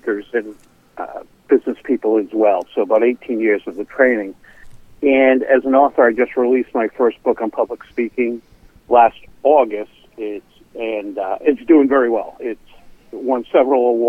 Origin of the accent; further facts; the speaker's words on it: Providence, Rhode Island, United States; I grew up in Providence with a lisp and a stutter